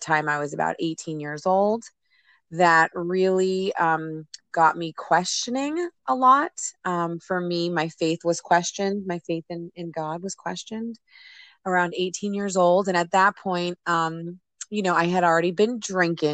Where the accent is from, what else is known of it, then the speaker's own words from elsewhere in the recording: New Jersey, United States; My family and I live here in New Jersey, and I grew up in New Jersey